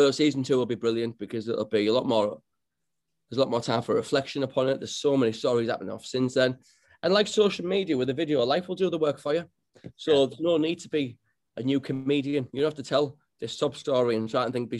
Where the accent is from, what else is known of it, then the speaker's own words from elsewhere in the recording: Middlesbrough, North East England, United Kingdom; You cut me open, I'll bleed Middlesbrough red.